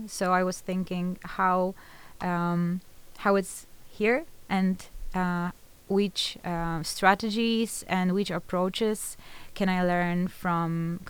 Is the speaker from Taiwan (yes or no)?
no; Poland; moved away as an adult; now in Netherlands; I'm 28. I come from Poland.